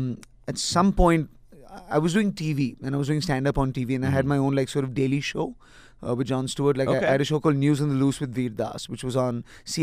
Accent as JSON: {"language": "English", "country": "Nigeria", "tie": "born or raised there", "also_born_or_lived": "India / United States", "lives_now": "Bombay, India", "said": "I grew up in Nigeria."}